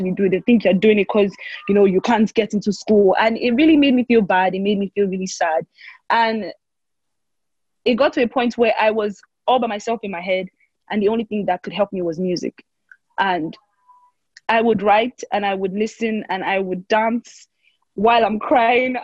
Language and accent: English; Cross River, Nigeria; now in Lagos, Nigeria; I am from Cross River State, Nigeria